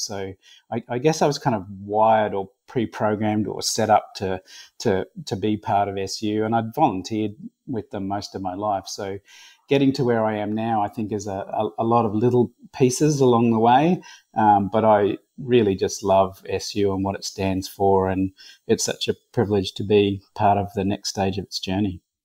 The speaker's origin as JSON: {"language": "English", "town": "Brisbane", "region": "Queensland", "country": "Australia", "tie": "born or raised there", "said": "I was born and raised in Brisbane"}